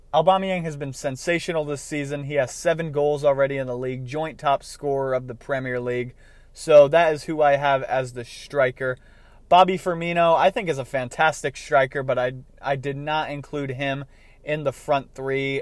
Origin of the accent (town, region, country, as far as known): United States